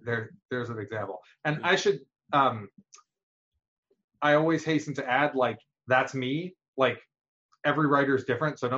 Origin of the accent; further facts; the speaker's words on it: New York, United States; moved away as an adult; also born or lived in Pittsburgh, Pennsylvania; I grew up in New York, and went to college in Pittsburgh.